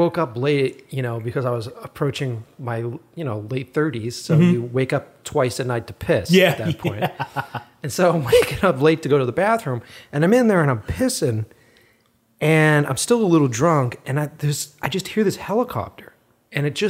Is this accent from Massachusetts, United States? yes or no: yes; Framingham, Massachusetts, United States; I grew up in a suburb outside of Boston. I grew up in Framingham, which is like right near the Natick Mall